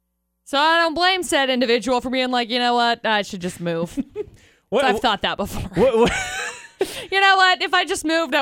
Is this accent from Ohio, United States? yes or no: no; Brigham City, Utah, United States; I grew up in Brigham City.